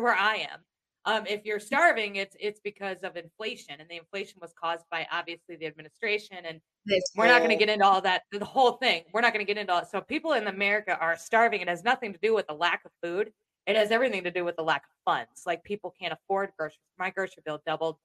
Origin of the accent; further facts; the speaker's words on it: Iowa, United States; I'm from Iowa